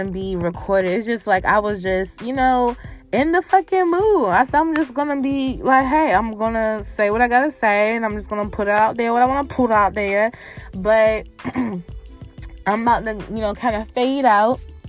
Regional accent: Virginia, United States; in my hometown, VA, on my birthday weekend

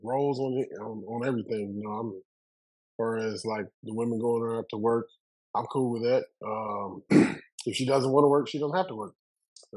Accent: Alabama, United States; now in Texas, United States; I'm also from the South. I'm from Alabama

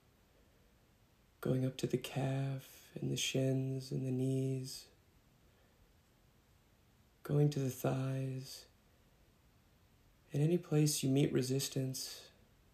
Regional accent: Austin, Texas, United States; I'm from Austin, Texas

